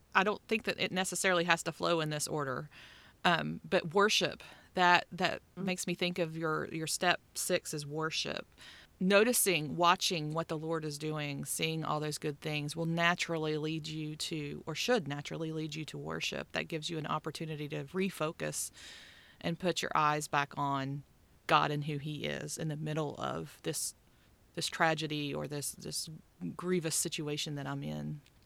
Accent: West Virginia, United States; moved away; I grew up in West Virginia

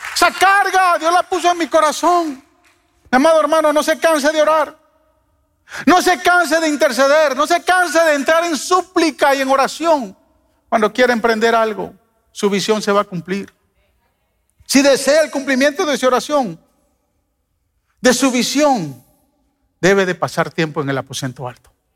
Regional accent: Guatemala; moved away as an adult; He vivido más tiempo acá que en mi país, vine a los 18 años, o sea, casi ya doblegué el tiempo de vivir en este país que, vivir, en, que vivir en Guatemala, pero eh, Chapinlandia está en mi corazón

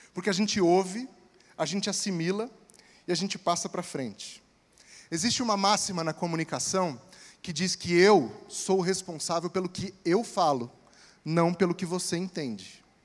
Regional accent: interior of Espírito Santo, Brazil; moved away; Lá no interior do Espírito Santo, de onde eu vim

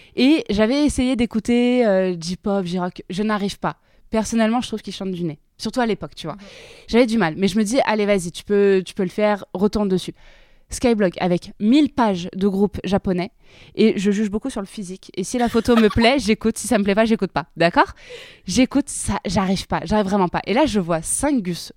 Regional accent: south of France, France; mon petit patelin dans le sud de la France

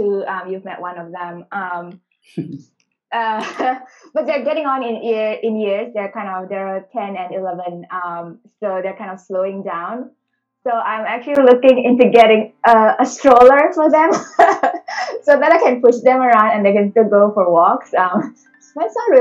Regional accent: Singapore; accent: Singlish; English is a second language; moved away as an adult; also born or lived in Indonesia; now in Australia; I was born in Indonesia, and then when I was about 9, I moved to Singapore. That's where I grew up before I came to Australia. So I learned English when I was 9 years old

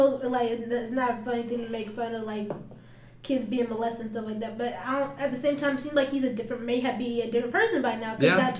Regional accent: Phoenix, Arizona, United States; also born or lived in Tempe; growing up in South Phoenix, everybody looked like me. And like, sure, we have a few Mexican kids too, but like, we're all minorities.

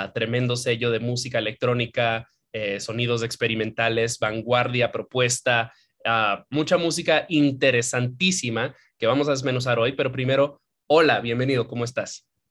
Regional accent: Santiago de los Caballeros, Santiago, Dominican Republic; yo criándome en Dominicana, yo me crié en Santiago

